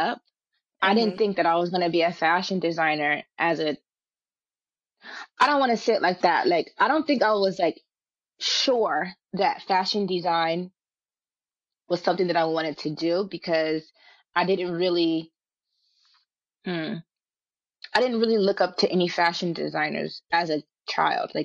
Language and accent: English; Richmond, California, United States; moved away as an adult; also born or lived in Los Angeles; I'm from Richmond, California